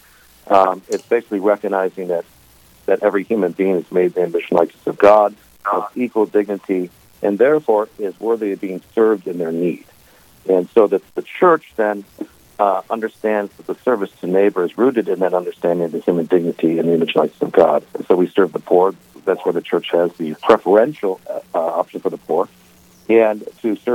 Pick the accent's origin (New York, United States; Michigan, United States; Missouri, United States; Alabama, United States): Missouri, United States; St. Louis; also born or lived in Belcourt, North Dakota; now in Grafton, United States; I grew up in St. Louis, Missouri